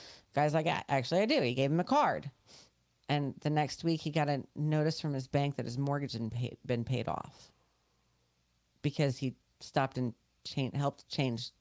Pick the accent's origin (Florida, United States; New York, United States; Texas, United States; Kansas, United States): New York, United States; moved away; we grew up as Yankees up in New York